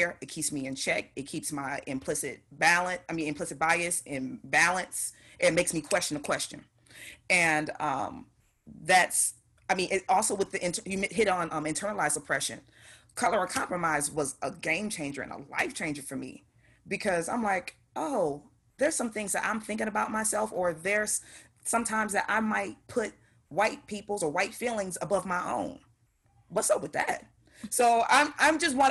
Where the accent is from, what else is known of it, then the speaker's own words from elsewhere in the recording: Detroit, Michigan, United States; I'm born and raised in Detroit